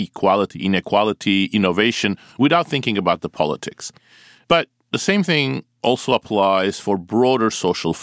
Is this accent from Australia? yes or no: no; Turkey; moved away; I grew up in Turkey